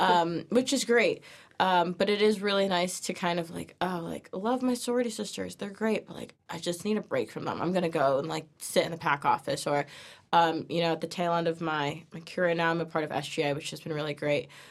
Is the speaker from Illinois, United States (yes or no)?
no; New Milford, Connecticut, United States; I'm from New Milford, Connecticut, so it's down the road